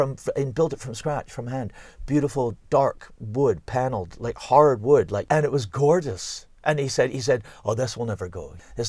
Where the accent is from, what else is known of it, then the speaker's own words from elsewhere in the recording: Cumbernauld, Scotland, United Kingdom; born there; I was born in Cumbernauld.